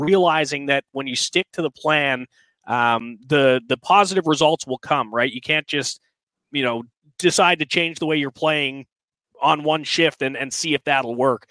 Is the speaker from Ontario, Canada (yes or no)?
yes; Newmarket, Ontario, Canada; moved away as an adult; also born or lived in Belleville / Peterborough; I'm from Newmarket originally, which is along with being the home of Connor McDavid, north of Toronto, about 45 minutes